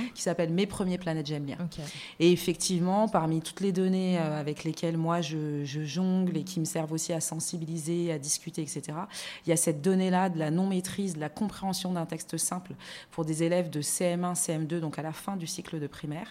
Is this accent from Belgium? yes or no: no; France; moved away as an adult; also born or lived in Luxembourg; now in Abidjan, Côte d'Ivoire; Je suis née en France, j'ai grandi en France.